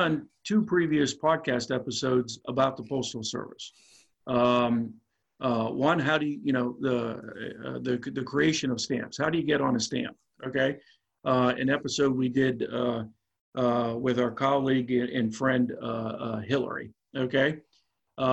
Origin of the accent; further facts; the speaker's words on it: DuBois, Pennsylvania, United States; Du Bois, Pennsylvania, my hometown, which is in the middle of rural PA